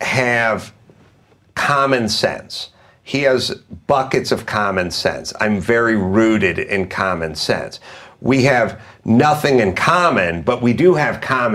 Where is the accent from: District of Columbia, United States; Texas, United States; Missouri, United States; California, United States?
California, United States; Valley Village; I grew up in Valley Village.